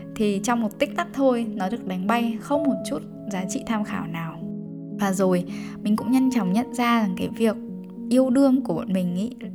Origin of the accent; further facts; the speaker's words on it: Bac Ninh, Vietnam; moved away; quê bắc ninh